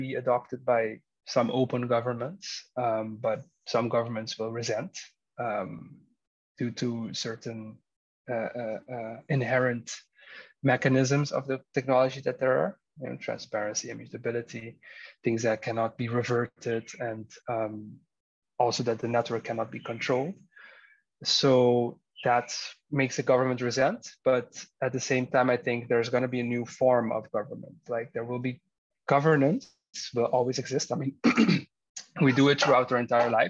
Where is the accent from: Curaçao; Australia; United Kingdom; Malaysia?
Curaçao; me growing up in Curacao